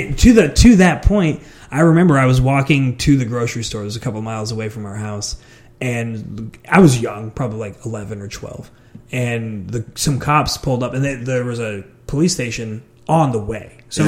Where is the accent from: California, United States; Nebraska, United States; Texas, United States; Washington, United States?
Nebraska, United States; Omaha; I grew up in South Omaha